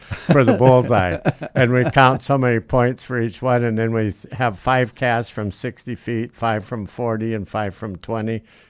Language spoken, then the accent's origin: English; Yale, South Dakota, United States; born or raised there